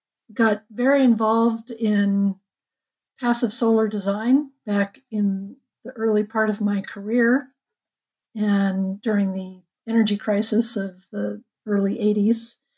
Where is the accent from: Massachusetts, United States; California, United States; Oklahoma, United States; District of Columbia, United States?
California, United States; Los Angeles; Well, I'm a California girl. I grew up in Los Angeles and went to college at Berkeley during the revolution back in the 70s